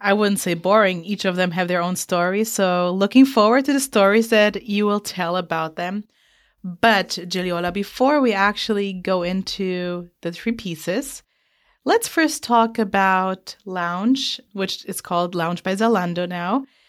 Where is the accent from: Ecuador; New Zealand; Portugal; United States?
Portugal; I'm from Portugal